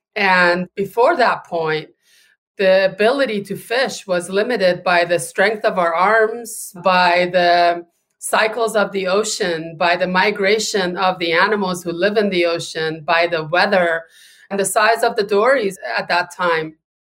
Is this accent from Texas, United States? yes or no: no; California, United States; now in Gloucester, United States; my home state of California